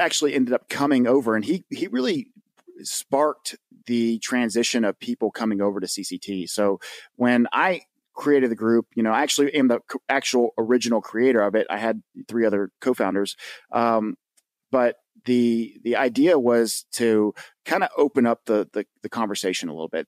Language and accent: English; the South, United States; I'm from the South, and we don't just have boats, we have what we call John boats